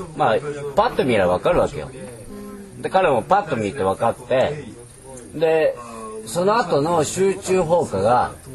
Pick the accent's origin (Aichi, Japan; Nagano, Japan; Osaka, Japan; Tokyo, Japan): Aichi, Japan; also born or lived in London, United Kingdom; 生まれも育ちも愛知県。